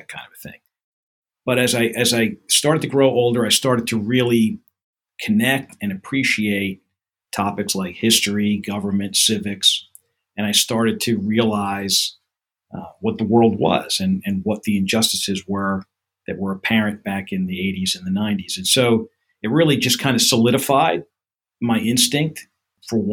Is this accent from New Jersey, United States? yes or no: yes; Gloucester Township, New Jersey, United States; also born or lived in Nyack, New York / Mount Laurel, New Jersey; I was born in Nyack, New York, raised in Gloucester Township, New Jersey, which is in the southern half of the state.